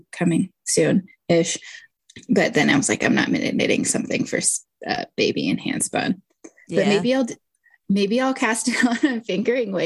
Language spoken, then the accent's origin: English; Houston, Texas, United States; I grew up in Houston, so that's the only thing I remember from being a child in the Gulf Coast around Mardi Gras is enjoying king cake